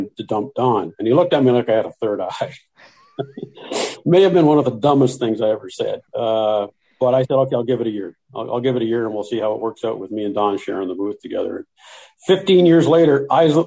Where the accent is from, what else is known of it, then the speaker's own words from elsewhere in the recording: Belleville, Ontario, Canada; moved away as an adult; also born or lived in Kitchener, Ontario / Weyburn, Saskatchewan / Regina, Saskatchewan / Kingston, Ontario; I grew up in the Belleville area.